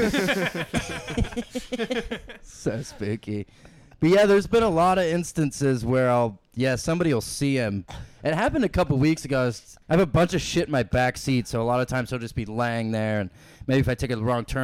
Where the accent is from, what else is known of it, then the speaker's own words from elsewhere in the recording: North Georgia, United States; moved away as an adult; also born or lived in Bloomington, Illinois / Idaho; I grew up in Georgia my whole life, so like North Georgia